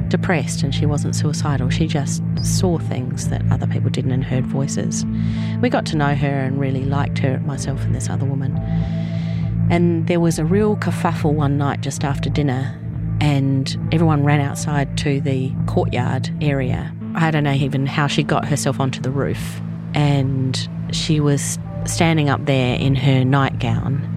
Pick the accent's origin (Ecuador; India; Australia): Australia; moved away as an adult; now in New Zealand; I was born in Australia and moved to New Zealand with my Kiwi husband when our son was about three